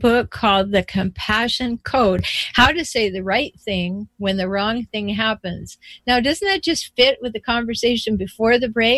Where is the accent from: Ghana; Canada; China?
Canada; I'm from Canada